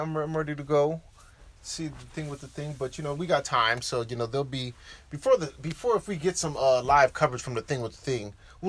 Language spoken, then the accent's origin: English; Southern California, United States; I grew up in Southern California.